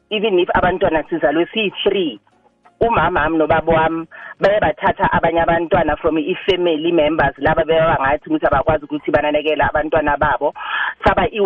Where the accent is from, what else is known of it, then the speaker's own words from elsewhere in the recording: Soweto, Gauteng, South Africa; moved away as an adult; now in Mabopane, South Africa; ngihlala emabopani kodwa eh ngizalwa eh eSoweto ngibuya eProtea North